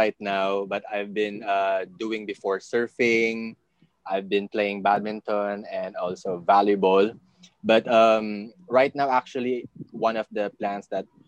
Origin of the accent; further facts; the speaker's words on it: Philippines; I'm a Filipino.